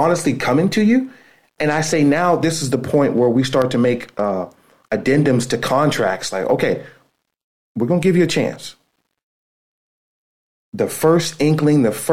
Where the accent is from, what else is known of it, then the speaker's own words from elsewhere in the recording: Youngstown, Ohio, United States; moved away as an adult; now in Pittsburgh, United States; I grew up in Youngstown, Ohio.